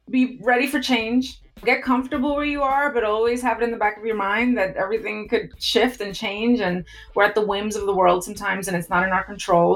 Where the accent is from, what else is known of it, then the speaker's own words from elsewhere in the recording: New York City, New York, United States; I was 14 years old, and I was growing up in New York City